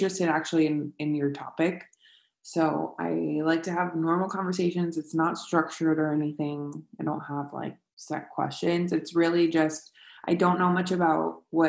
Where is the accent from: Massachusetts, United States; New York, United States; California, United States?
California, United States; Escondido; I played for Escondido, to begin with, at FC Heat.